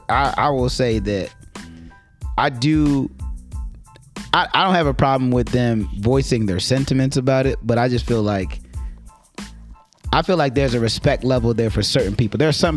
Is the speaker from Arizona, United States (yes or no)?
no; New York City, New York, United States; moved away; I'm from Brooklyn